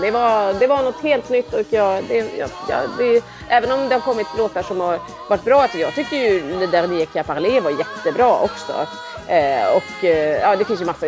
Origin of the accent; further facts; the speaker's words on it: Sweden; som svensk